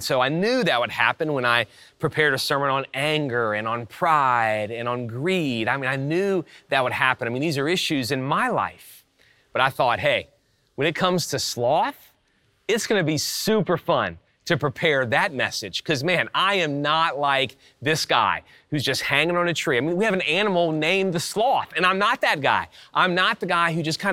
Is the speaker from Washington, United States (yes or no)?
no; South Louisiana and Texas, United States; moved away; I grew up in South Louisiana and Texas